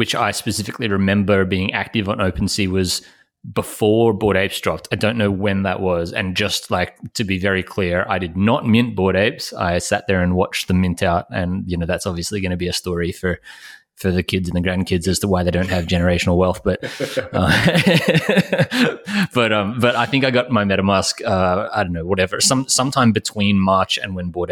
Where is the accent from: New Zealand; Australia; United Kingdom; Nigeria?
Australia; I'm obviously Australian